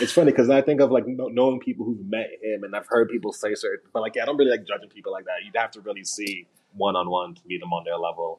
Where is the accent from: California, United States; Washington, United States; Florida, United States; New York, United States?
New York, United States; Me as a New Yorker